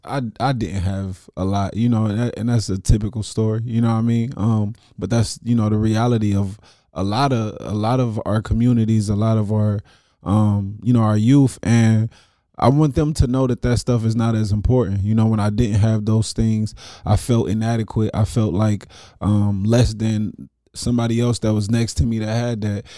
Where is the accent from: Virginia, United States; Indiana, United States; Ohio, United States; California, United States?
Ohio, United States; Dayton; I'm from Dayton, Ohio